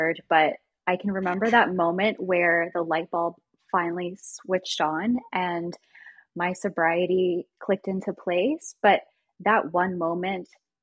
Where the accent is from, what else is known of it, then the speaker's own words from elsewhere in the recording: Washington, D.C. area in Virginia, United States; now in Kansas City, United States; I grew up in the Washington, D.C. area in Virginia